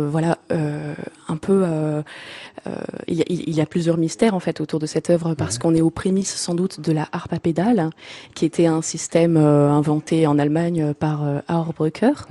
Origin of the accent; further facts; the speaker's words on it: Marseille, Provence-Alpes-Côte d'Azur, France; En fait, pas du tout, mais j'ai eu sans doute la chance et le hasard de grandir en face d'un conservatoire